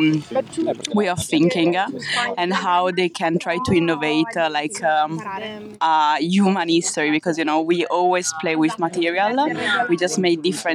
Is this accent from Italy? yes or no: yes; Piacenza, Emilia-Romagna, Italy; moved away as an adult; also born or lived in Netherlands; I'm from Piacenza in Italy